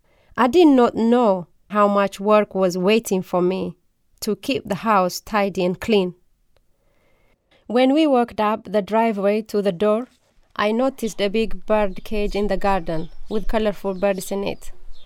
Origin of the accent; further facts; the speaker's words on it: Oromia, Ethiopia; English is a second language; I grew up in the Bale Mountain of Ethiopia. It is a very beautiful part of the country. We were a poor family.